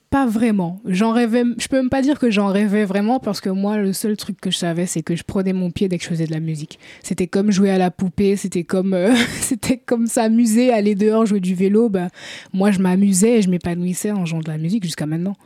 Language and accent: French; Paris, Île-de-France, France; also born or lived in Guadeloupe / Martinique / Antilles; j'ai grandi à Paris. Je suis d'origine euh, guadeloupéenne et martiniquaise par mes parents